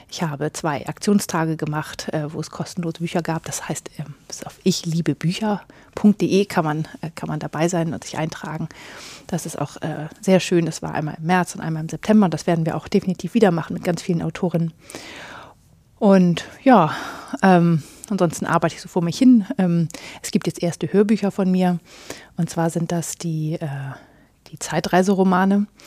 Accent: Northern Germany, Germany; Ja, ich komme aus Norddeutschland.

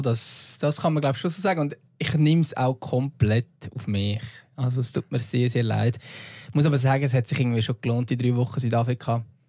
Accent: Lucerne, Switzerland; als Luzerner

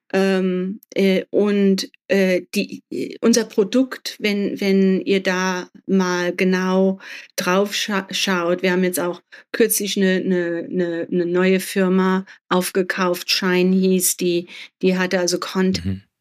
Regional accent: Germany; mein Vater ist Spanier, meine Mutter Deutsche und ich bin in Deutschland aufgewachsen

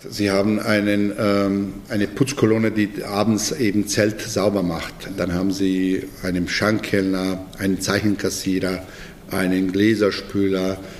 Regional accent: Bosnia & Herzegovina; German is a second language; moved away as an adult; now in Munich, Germany; Ich komme eigentlich aus ganz, ganz kleinem Dorf äh, und aus ganz kleiner Gemeinde in Bosnien

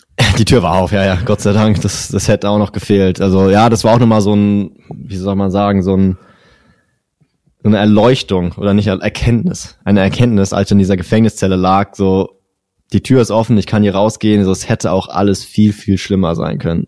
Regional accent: Germany; ich bin ja, bin ja Deutscher

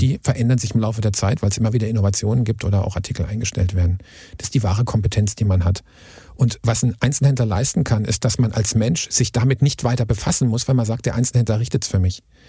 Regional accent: Karlsruhe, Baden-Württemberg, Germany; Wir sind ja aus Karlsruhe

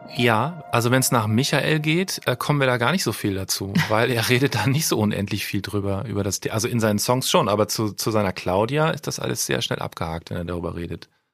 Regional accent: Cologne, North Rhine-Westphalia, Germany; ich komme aus Köln

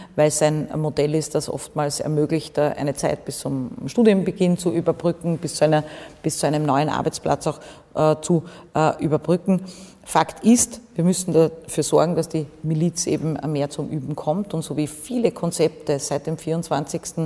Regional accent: Austria; mein Heimatbundesland

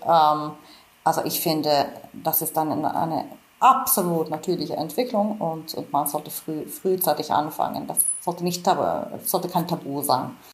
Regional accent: Finland; moved away; ich komme ursprünglich aus Finnland

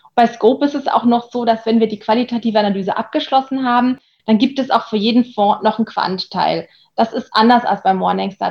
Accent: Germany; für mich als Deutsche

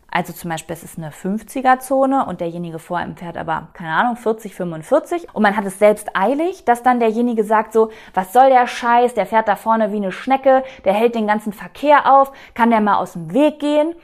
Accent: North Rhine-Westphalia, Germany; moved away; ich bin äh, in Ostwestfalen groß geworden

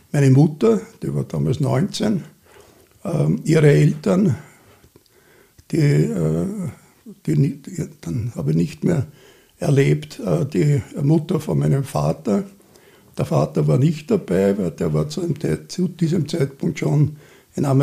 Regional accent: Vienna, Austria; born there; und ich bin 48 äh, in Wien geboren.

